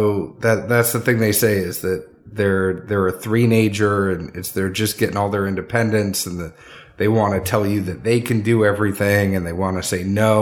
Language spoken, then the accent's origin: English; the North, United States; now in the South, United States; I had growing up in the North